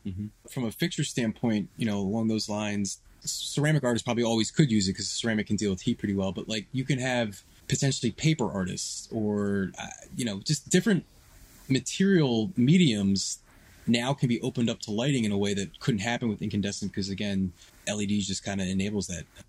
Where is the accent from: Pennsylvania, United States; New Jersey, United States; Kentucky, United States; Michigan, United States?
Pennsylvania, United States; Philadelphia; also born or lived in Washington, D.C.; I'm born and raised in Philadelphia. I, I lived here most of my life.